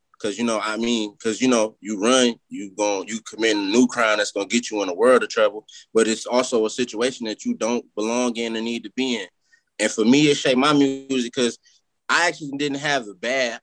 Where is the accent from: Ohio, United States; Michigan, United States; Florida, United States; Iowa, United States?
Michigan, United States; Detroit; also born or lived in California; I'm from Southwest. Like, I'm from between Warren and McGraw. Like, if y'all ever seen McGraw Ave, that's my neighborhood that I grew up